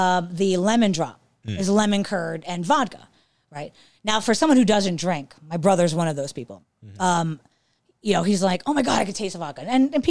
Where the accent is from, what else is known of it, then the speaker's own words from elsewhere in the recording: Cork, Munster, Ireland; I'm from County Cork, and I'm from here